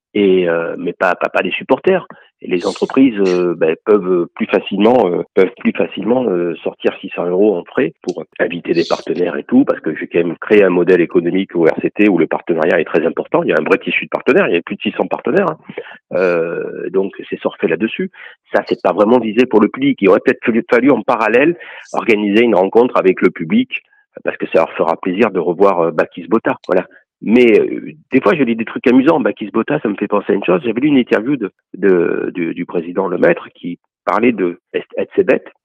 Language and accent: French; Toulon, Provence-Alpes-Côte d'Azur, France; also born or lived in Ollioules / Paris; j'ai grandi à Toulon